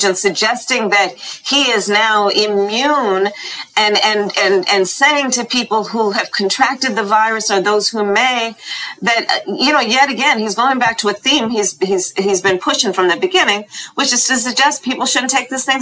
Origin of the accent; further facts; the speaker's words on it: California, United States; this kid growing up in California